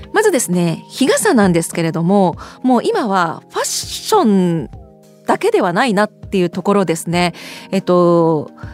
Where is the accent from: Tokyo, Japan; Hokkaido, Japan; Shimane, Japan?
Hokkaido, Japan; Sapporo; 私も札幌出身です